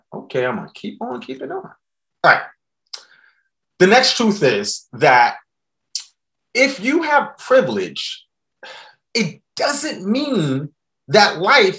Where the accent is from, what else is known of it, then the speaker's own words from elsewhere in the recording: New York City, New York, United States; I grew up in the South Bronx, New York during the crack epidemic